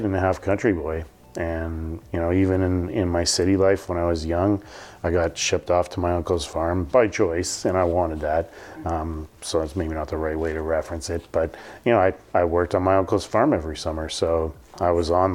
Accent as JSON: {"language": "English", "town": "Toronto", "region": "Ontario", "country": "Canada", "tie": "born or raised there", "also_born_or_lived": "Edmonton, Alberta", "said": "I was born in Edmonton, Alberta, and I pretty much grew up in Ontario my whole life, and bounced around small towns, but by kindergarten was in Toronto"}